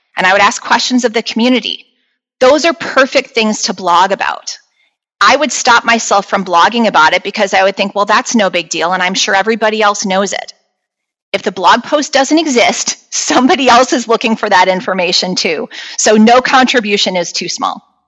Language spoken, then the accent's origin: English; Chicago, Illinois, United States; I was born and raised here around Chicago, Illinois